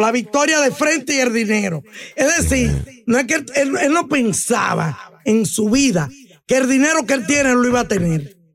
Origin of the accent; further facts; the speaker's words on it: Dominican Republic; yo soy dominicana